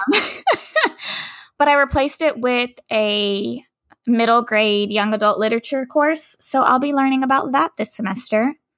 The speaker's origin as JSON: {"language": "English", "town": "Dallas", "region": "Texas", "country": "United States", "said": "I'm from Dallas, from Oak Cliff"}